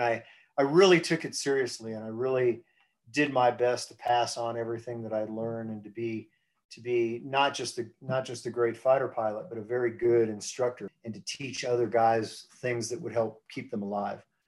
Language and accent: English; United States; moved away as an adult; I grew up on the East Coast, on the uh, around the Chesapeake Bay